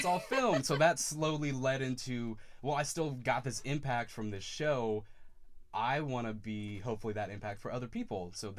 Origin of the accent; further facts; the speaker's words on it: Atascocita, Texas, United States; I'm from Atascocita, Texas. It's about roughly 45 minutes outside of Houston, right next to Lake Houston.